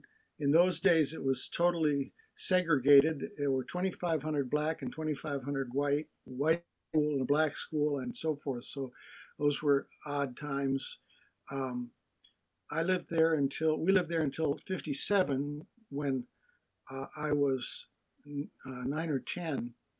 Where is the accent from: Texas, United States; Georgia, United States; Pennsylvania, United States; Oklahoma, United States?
Pennsylvania, United States; Philadelphia; born there; I was born on April 7th, 1947, in Philadelphia, Pennsylvania.